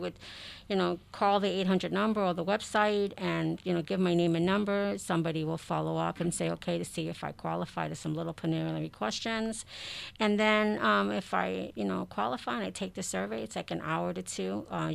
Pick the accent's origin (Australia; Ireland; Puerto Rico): Puerto Rico; I'm Puerto Rican